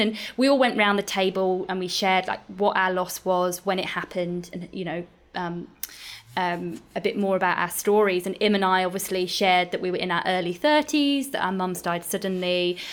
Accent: United Kingdom; now in Australia; being a Brit and living in Australia

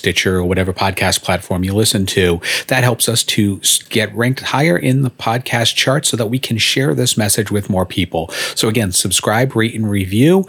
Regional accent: Rhode Island, United States; now in South Florida, United States; I grew up in Rhode Island

